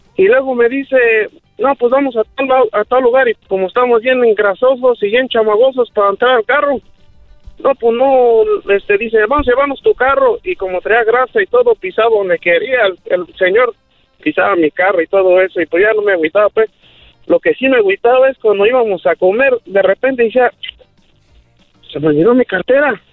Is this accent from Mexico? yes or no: yes; Paracho, Michoacán, Mexico; now in Morganton, United States; somos de allá de mero, de Paracho, Michoacán